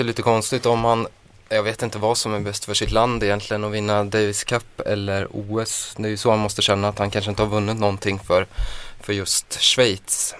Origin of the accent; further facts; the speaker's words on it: Skaraborg, Västra Götaland, Sweden; Jag är från Skaraborg